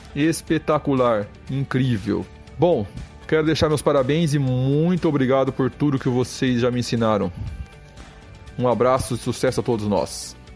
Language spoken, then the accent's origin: Portuguese; Araras, São Paulo, Brazil; moved away as an adult; now in Rio do Sul, Brazil; eu sou de Araras, São Paulo. Há 11 anos estou em Santa Catarina, na cidade de Rio do Sul